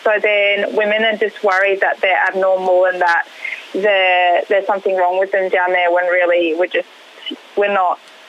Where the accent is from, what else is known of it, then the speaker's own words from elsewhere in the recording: England, United Kingdom; moved away; I grew up in England.